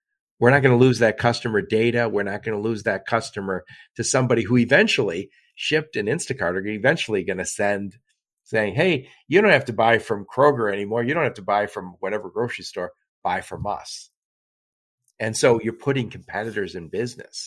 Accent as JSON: {"language": "English", "region": "Michigan", "country": "United States", "said": "I'm from Michigan"}